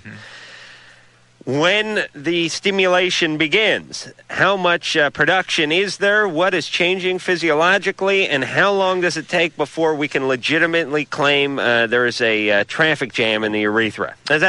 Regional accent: New York, United States

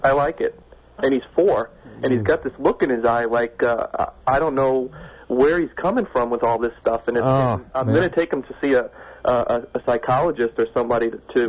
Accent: New York, United States; now in West Coast, United States; No, I'm originally from New York, but I'm on the West Coast now.

